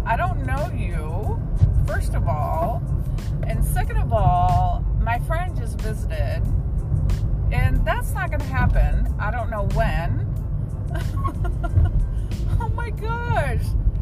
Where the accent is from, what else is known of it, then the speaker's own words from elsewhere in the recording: Fort Worth, Texas, United States; I'm from Fort Worth